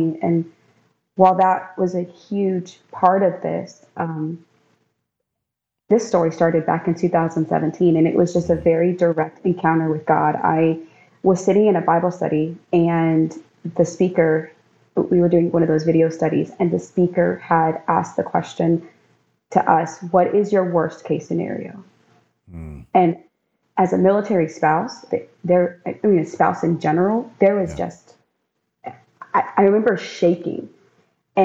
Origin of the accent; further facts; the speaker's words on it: Maryland, United States; also born or lived in North Carolina; now in Florida, United States; I was born and raised in Maryland.